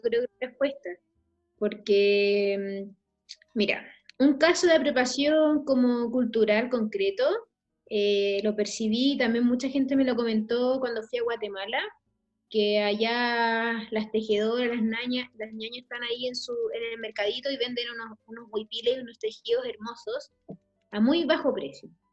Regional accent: Chile; also born or lived in La Legua, Santiago

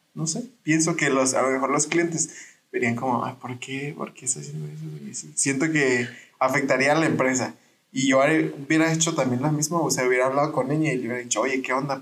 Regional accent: Parral, Chihuahua, Mexico; Yo soy de Parral y Parral es un rancho.

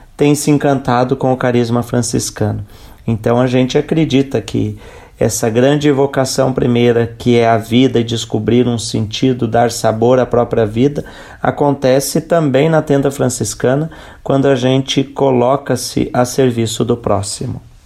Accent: Lages, Santa Catarina, Brazil; now in São Paulo, Brazil; sou natural de Santa Catarina, da cidade de Lages, e moro em São Paulo

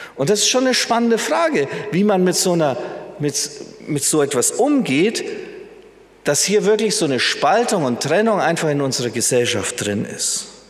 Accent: Germany; wir Deutsche

